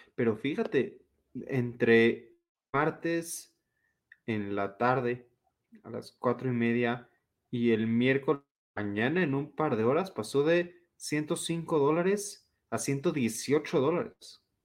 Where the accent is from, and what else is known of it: Mexico